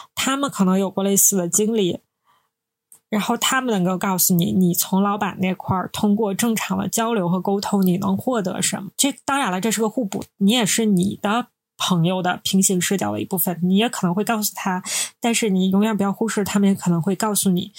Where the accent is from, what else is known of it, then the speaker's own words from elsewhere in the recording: Northeast China, China; 我们是三个来自东北的ladies